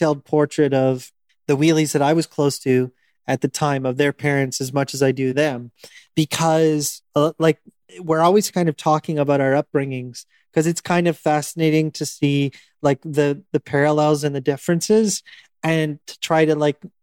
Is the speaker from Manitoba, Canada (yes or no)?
no; Northwestern Ontario, Canada; I grew up in Northwestern Ontario